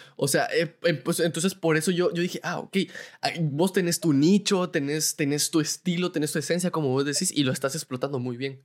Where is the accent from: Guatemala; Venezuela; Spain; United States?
Guatemala